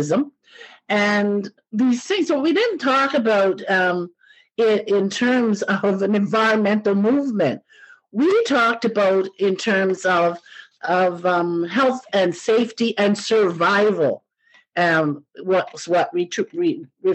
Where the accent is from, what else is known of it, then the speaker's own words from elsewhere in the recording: Truro, Nova Scotia, Canada; my growing up in Truro, Nova Scotia